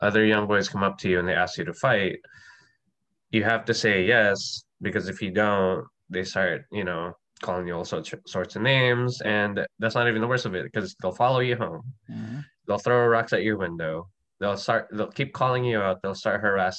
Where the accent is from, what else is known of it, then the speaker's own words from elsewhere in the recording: Manila, Metro Manila, Philippines; I grew up in Manila in the Philippines